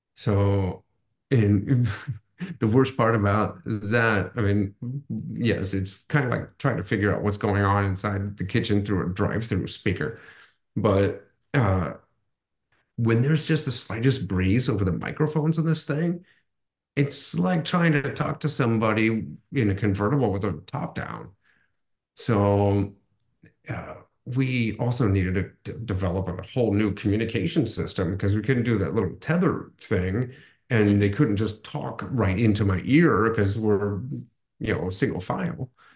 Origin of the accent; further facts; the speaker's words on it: Akron, Ohio, United States; the Akron Marathon, my hometown marathon